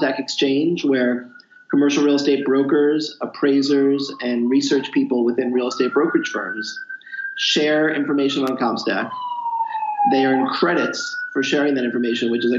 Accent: Philadelphia, Pennsylvania, United States; moved away as an adult; also born or lived in Boston / New York City; So I grew up in the Philadelphia area, went to school in Boston.

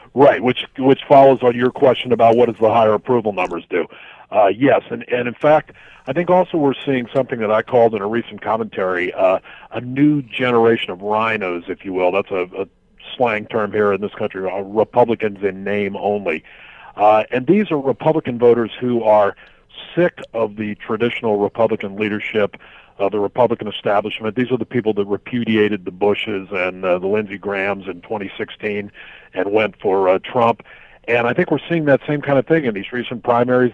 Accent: United States; like a lot of Americans

